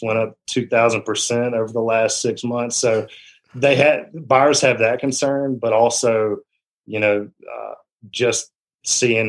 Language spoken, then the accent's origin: English; Rome, Georgia, United States; I'm a lifelong resident of Rome. I grew up in the Model area, graduated from Model High School